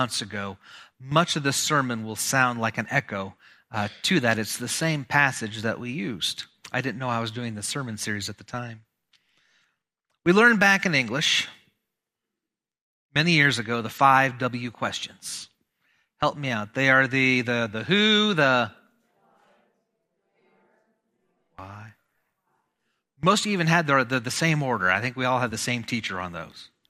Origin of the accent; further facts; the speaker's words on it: Malcolm, Nebraska, United States; My hometown, I grew up in a tiny little town, Malcolm, Nebraska